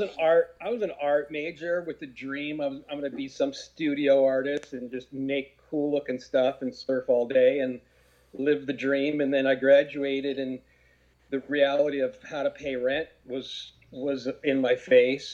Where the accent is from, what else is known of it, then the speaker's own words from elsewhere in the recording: Garden Grove, California, United States; I grew up in Garden Grove